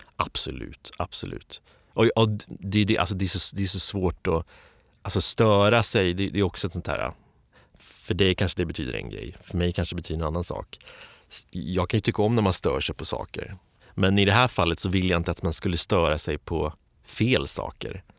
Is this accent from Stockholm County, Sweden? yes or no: yes; Stockholm, Stockholm County, Sweden; jag är uppvuxen i Östberga